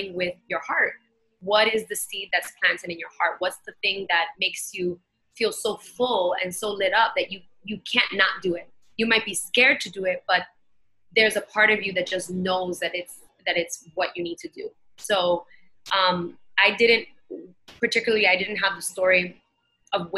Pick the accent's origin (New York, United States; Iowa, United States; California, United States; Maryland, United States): New York, United States; New York City; I grew up in Bushwick in Brooklyn